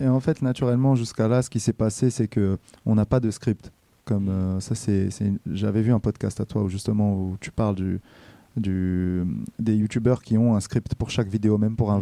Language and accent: French; Brazil; now in Rouen, France; moi je suis né au Brésil